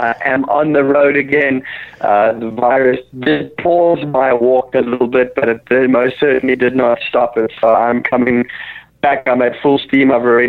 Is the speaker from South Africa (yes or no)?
yes; South Africa; moved away; as being a South African